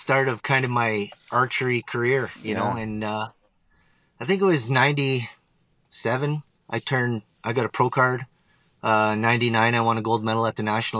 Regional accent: Ontario, Canada; born or raised there

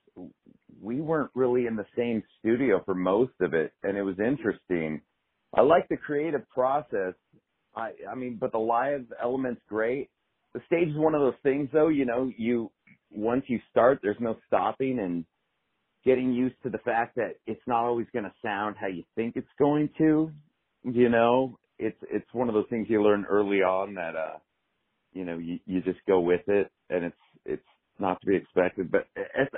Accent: San Diego, California, United States; I grew up in San Diego

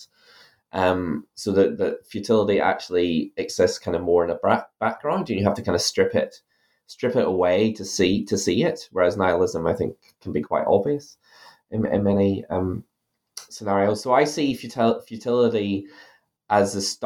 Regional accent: Ireland; now in New Zealand; my accent that I'm originally from Ireland

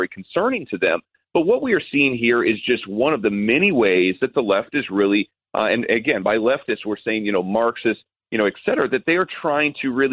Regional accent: United States; as an American

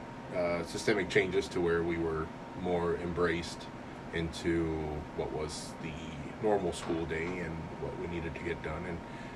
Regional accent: Arkansas, United States; we're from Arkansas, and Arkansas is a natural state

